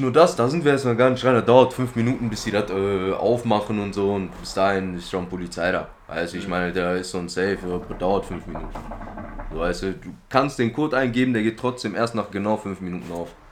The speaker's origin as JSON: {"language": "German", "town": "Duisburg", "region": "North Rhine-Westphalia", "country": "Germany", "also_born_or_lived": "Hamburg", "said": "ich komme aus Duisburg"}